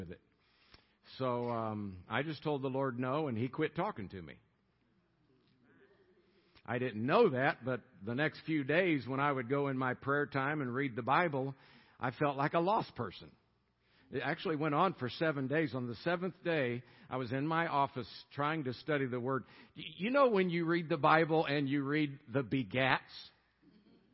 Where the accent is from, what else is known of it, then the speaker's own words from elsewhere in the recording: Tampa, Florida, United States; moved away as an adult; also born or lived in Colorado; Born and raised in Tampa, Florida. Lived there 27 years.